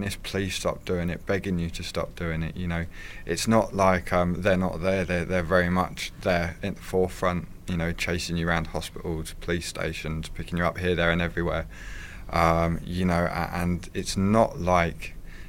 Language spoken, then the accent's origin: English; Wickham, United Kingdom; I was brought up in Wickham. I went to school in Wickham